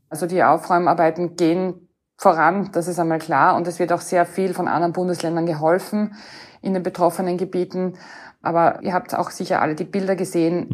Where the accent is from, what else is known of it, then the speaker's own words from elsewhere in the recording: Austria; als Österreicherin